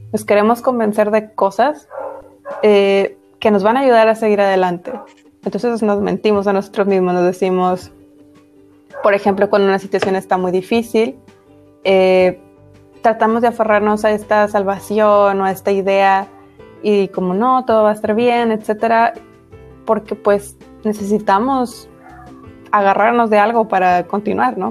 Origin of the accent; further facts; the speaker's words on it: Mexico; soy mexicana